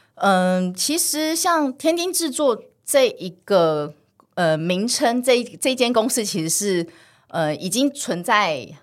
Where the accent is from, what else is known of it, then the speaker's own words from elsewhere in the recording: Taiwan; 我从小是在眷村长大的